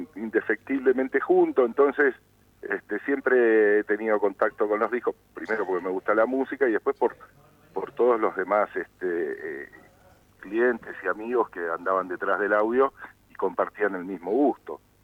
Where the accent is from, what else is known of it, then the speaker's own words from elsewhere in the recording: San Isidro, Buenos Aires Province, Argentina; moved away as an adult; also born or lived in El Bolsón; now in Bariloche, Argentina; originalmente vengo de Buenos Aires, vengo de la zona norte de San Isidro. este, y en, aquella época, cuando hice mi infancia, hasta los 20 años que viví ahí